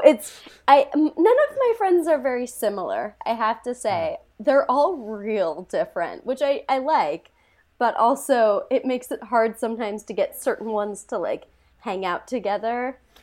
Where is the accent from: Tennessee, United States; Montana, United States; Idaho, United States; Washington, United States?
Montana, United States; I am from Montana